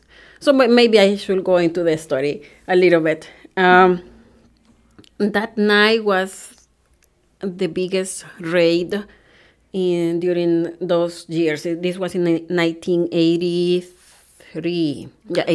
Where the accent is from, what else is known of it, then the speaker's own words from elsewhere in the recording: El Salvador; English is a second language; moved away as an adult; now in Wisconsin, United States; I was born in El Salvador, which is in Central America